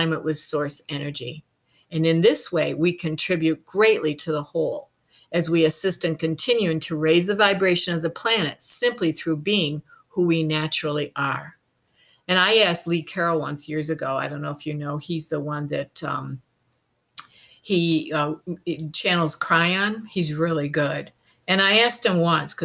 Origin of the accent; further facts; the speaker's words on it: Ireland; now in New Zealand; I am Irish, and we do believe in good fun